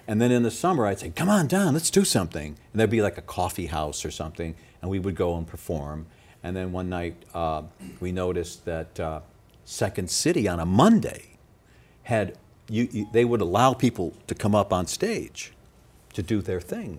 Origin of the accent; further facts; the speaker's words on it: Arlington Heights, Illinois, United States; also born or lived in Evanston, Illinois; I grew up very close to Evanston, okay. in lovely Arlington Heights